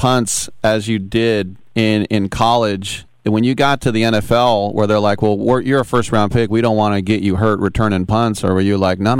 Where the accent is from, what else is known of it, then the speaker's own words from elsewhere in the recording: Oakland, California, United States; Growing up in Oakland as a kid